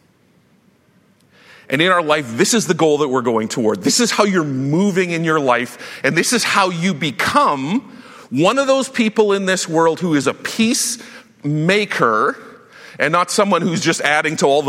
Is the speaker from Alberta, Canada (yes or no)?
no; Saskatchewan, Canada; I grew up in Saskatchewan where the only way that you survive high school was by fighting.